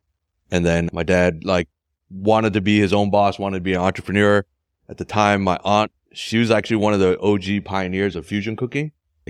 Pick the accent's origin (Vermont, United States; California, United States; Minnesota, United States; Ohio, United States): Minnesota, United States; born there; also born or lived in Taiwan / Philadelphia; Yeah, so I was born in the States, born in Minnesota.